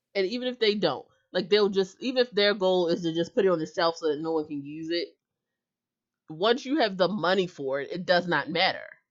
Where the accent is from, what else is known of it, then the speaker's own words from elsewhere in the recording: United States; I'm an American